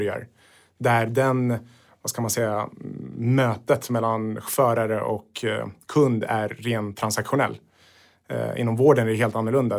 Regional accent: Sweden; är född i Sverige men Sverige tog emot mina föräldrar

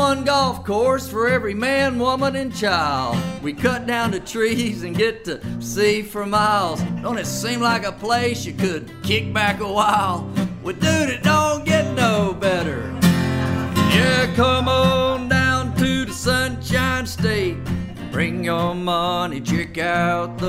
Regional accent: Florida, United States; I'm being from Florida

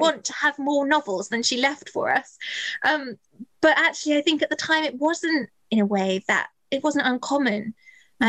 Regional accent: just outside Bath, South West England, United Kingdom; I grew up just outside Bath

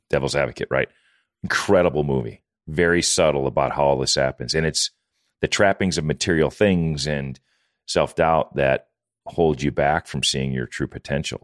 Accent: Wisconsin, United States; moved away; I'm from Wisconsin

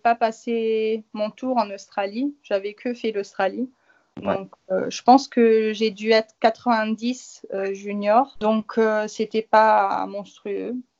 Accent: Luxembourg; je suis du Luxembourg

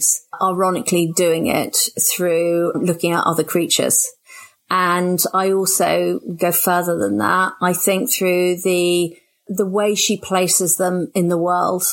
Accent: Oxford, South East England, United Kingdom; I was born and brought up in Oxford

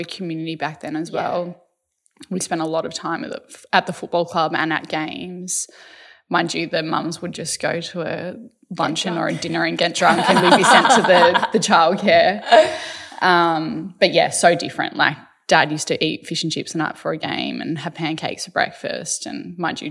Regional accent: Strathmore, Victoria, Australia; I grew up in Strathmore, raised by my mum and my dad

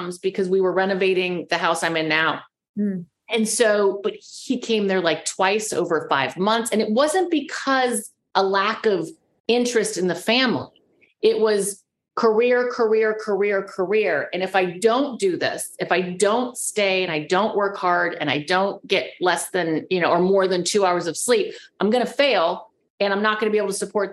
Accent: California, United States; I'm the girl from California

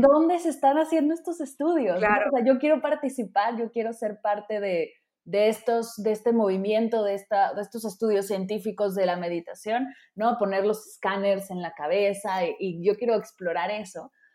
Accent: Mexico City, Mexico; yo que vengo de la Ciudad de México

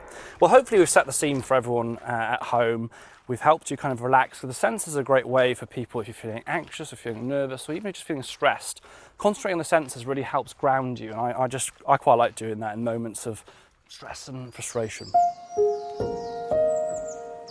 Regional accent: Wales, United Kingdom; moved away; I was born in Wales

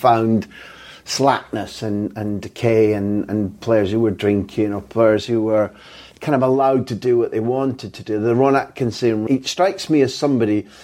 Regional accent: Aberdeen, Scotland, United Kingdom; I grew up in Aberdeen

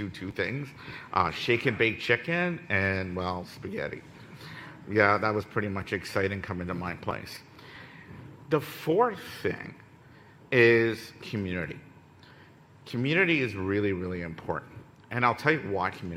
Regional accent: Ottawa, Ontario, Canada; I come from Ottawa

